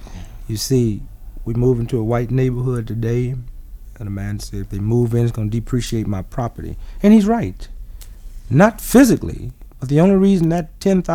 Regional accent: United States; I'm an American. I'm a Negro.

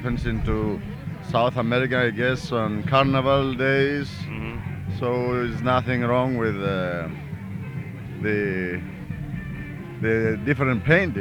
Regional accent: Greece; moved away; I'm from Greece.

